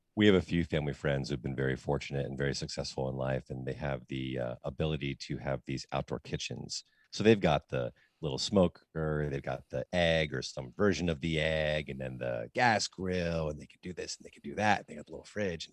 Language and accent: English; United States; as an American, as somebody who lives in the United States